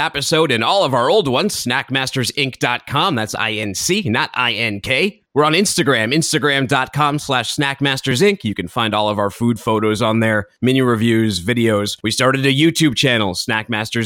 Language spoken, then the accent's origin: English; Northeast, United States; moved away; also born or lived in Southern California; I'm from the Northeast